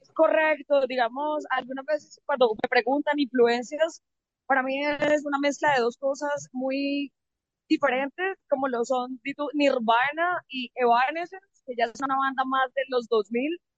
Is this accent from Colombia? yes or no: yes; Santander, Colombia; soy de Santander